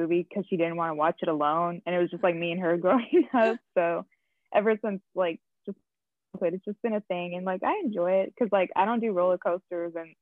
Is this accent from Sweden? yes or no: no; Texas, United States; I am from Texas